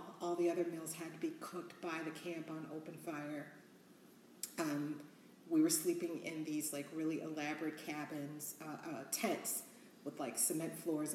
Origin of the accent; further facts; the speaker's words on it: Chicago, Illinois, United States; I am born and raised Southside Chicago